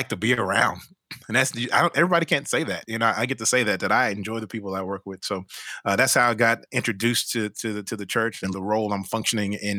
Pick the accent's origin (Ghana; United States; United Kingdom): United States; Fort Worth, Texas; moved away as an adult; now in Austin, United States; I had moved from Fort Worth, which is my hometown, grew up there